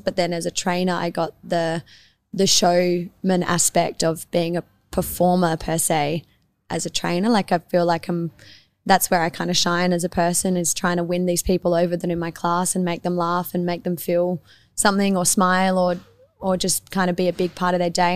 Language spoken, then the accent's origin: English; Adelaide, South Australia, Australia; also born or lived in Tranmere; I grew up in the East Side, like on Glenburn Road, just between McGill and the parade. So I've been local to this area my whole life